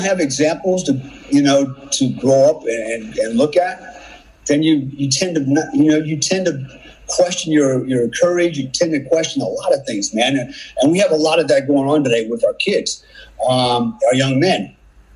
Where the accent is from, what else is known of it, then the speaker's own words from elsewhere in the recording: Germany; moved away; when I was a kid, I grew up in Germany, and I lived with my grandparents, my uncles, and my cousins, my German family a lot